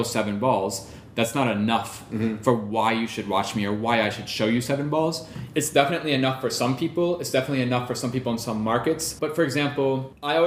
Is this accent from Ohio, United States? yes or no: yes; Ohio, United States; moved away as an adult; also born or lived in Europe; I grew up in Ohio